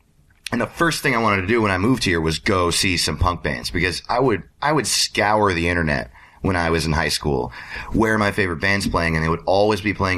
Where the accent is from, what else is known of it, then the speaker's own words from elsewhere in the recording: Orange County, New York, United States; now in Los Angeles, United States; No, I grew up in Orange County, New York.